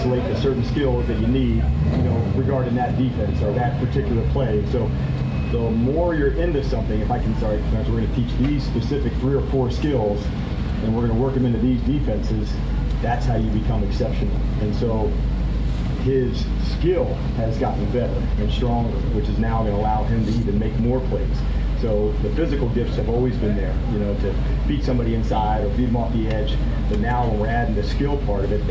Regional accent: New Jersey, United States; when I was growing up in the 80s, and I was a Giants guy growing up in New Jersey

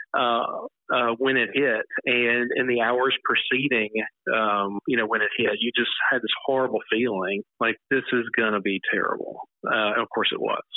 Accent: Natchez, Mississippi, United States; also born or lived in Houston, Chickasaw County, Mississippi; I was born in Chickasaw County, Mississippi. Um, but I grew up in Natchez.

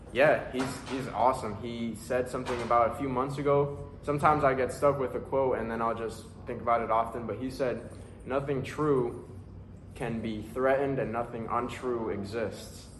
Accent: Ecuador; now in Stanford; I was born in Ecuador. I'm 23 years old. I live in Stanford.

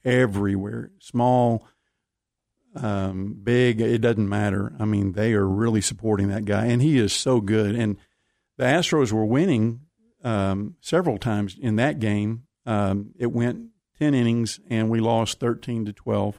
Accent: Waco, Texas, United States; We're we're from Waco

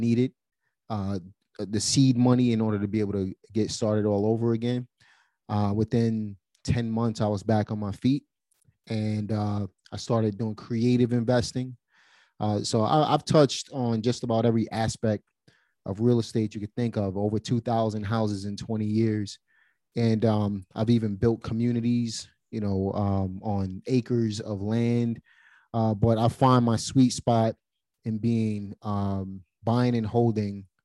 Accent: New York City, New York, United States; I'm from Brooklyn.

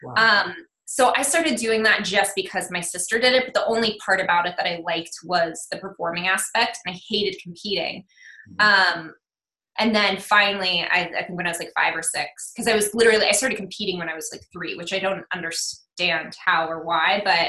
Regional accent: Fort Collins, Colorado, United States; born there; I was born in Fort Collins

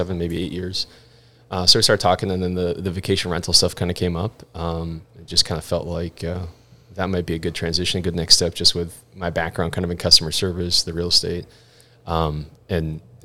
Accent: Pequot Lakes, Minnesota, United States; also born or lived in Wisconsin; I'm from Pequot. We lived here for a while. Moved from the great state of Wisconsin

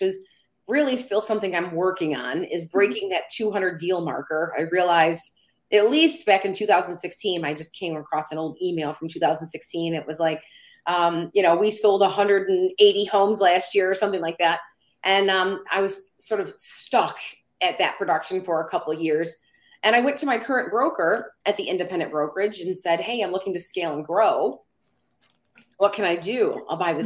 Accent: Downriver, Michigan, United States; I am from a community called Downriver, Michigan

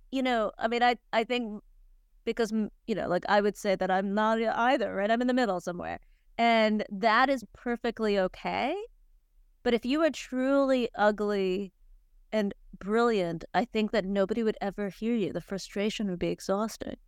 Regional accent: Cleveland, Ohio, United States; I grew up in Cleveland

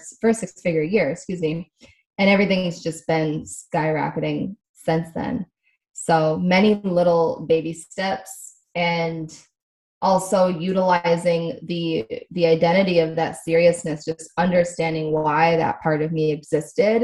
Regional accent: Midwest, United States; also born or lived in Connecticut; now in Southern California, United States; I was born in Connecticut, grew up in the Midwest

